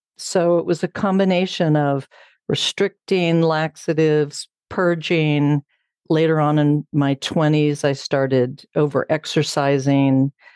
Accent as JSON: {"language": "English", "region": "Southern California", "country": "United States", "tie": "born or raised there", "moved": "as an adult", "lives_now": "Bozeman, United States", "said": "I grew up in Southern California"}